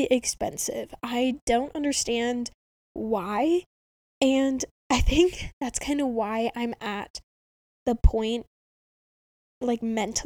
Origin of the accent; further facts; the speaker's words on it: Spokane, Washington, United States; all the other colleges in my hometown